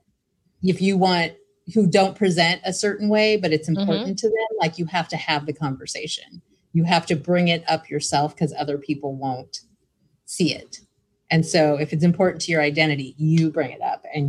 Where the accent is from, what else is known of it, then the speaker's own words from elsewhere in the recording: Ridgecrest, California, United States; moved away as an adult; also born or lived in Kingsville, Texas / Los Angeles; now in Long Beach, United States; I was raised in Ridgecrest, California.